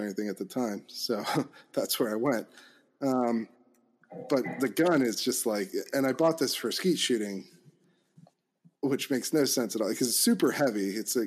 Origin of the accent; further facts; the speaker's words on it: Chester County, Pennsylvania, United States; moved away as an adult; also born or lived in Washington, D.C.; I grew up in Pennsylvania, Chester County